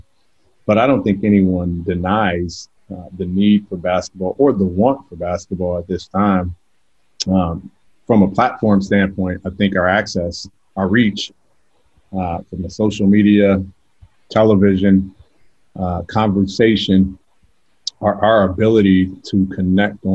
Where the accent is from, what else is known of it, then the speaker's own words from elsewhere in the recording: California, United States; moved away as an adult; also born or lived in Georgia; now in Atlanta, United States; I grew up in California